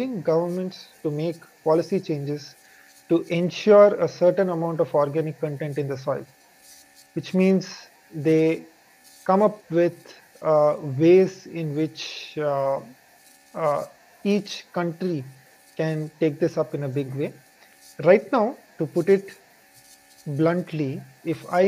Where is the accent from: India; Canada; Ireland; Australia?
India; I am from India